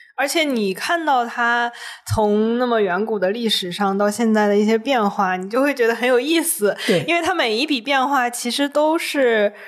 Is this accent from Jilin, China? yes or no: no; Taiyuan, Shanxi, China; 我老家 ，呃，太原那边，就是我奶奶家那个村子